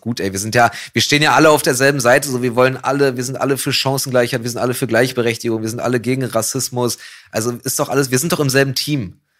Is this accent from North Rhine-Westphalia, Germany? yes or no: no; Berlin, Germany; als Berliner, und auch als jemand, der in Kreuzberg wohnt gerade